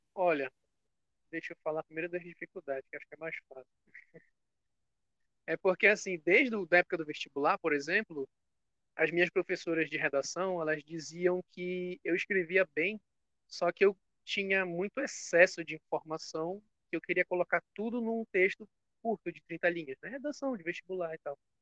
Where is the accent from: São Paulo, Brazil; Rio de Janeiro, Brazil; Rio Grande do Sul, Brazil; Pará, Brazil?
Pará, Brazil; Belém; Sou aqui de Belém do Pará